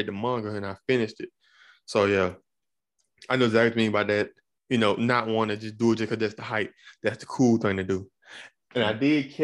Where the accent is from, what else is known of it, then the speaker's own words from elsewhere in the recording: Alabama, United States; moved away; I'm from Alabama originally.